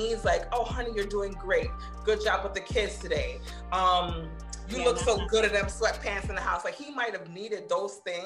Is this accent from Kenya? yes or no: no; Jamaica; I'm Jamaican